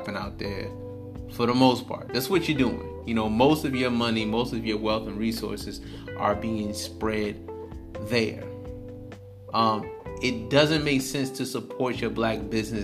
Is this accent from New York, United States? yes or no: no; Detroit, Michigan, United States; I stay in Detroit. I'm from Detroit